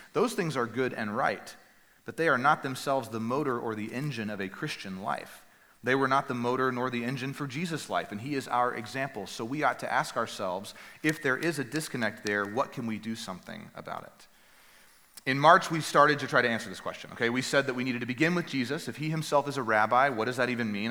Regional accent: Northeast Texas, United States; the church that I grew up at in Northeast Texas

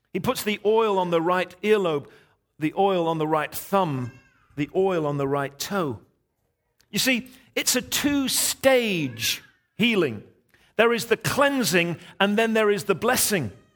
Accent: England, United Kingdom; I'm English

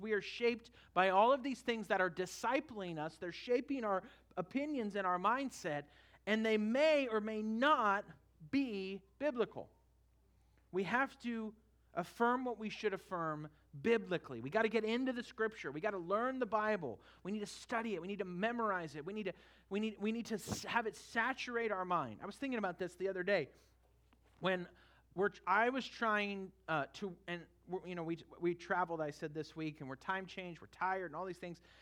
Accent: Northern California, United States; now in Florida, United States; I grew up in Northern California

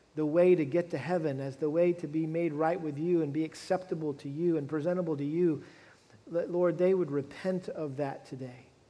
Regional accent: Massachusetts, United States; moved away; as a kid growing up back in, the, back in my home state of Massachusetts.

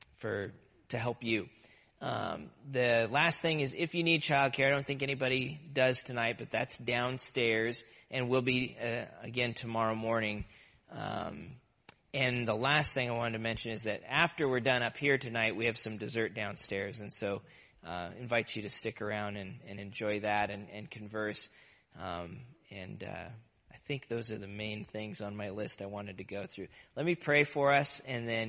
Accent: Nebraska, United States; now in Massachusetts, United States; I grew up in Nebraska

